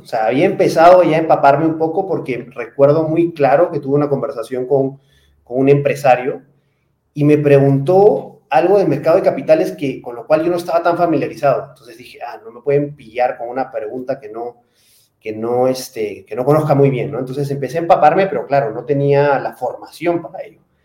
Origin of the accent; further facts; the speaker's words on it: Peru; moved away as an adult; also born or lived in Spain / Miami / Lima; now in Mexico; Soy peruano, trabajo para una empresa española, pero trabajo desde la oficina de México